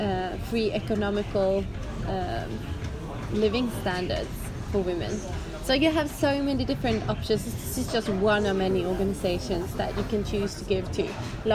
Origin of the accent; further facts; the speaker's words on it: Småland, Sweden; accent: Smålandska; now in Dalarna, Sweden; I realized that I am very confused with my accent. Living up in Dalarna, I have been starting to speak a different accent, so I sound more like Dalkulla. And then some words are still Smålandska with the accent down south.